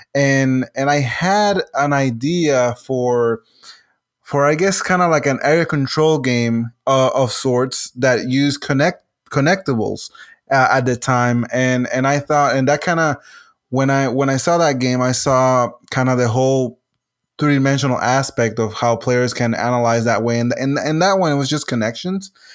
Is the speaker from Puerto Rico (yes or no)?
yes; Puerto Rico; first language Spanish; English is a second language; I'm originally from Puerto Rico, uh, so my main language is Spanish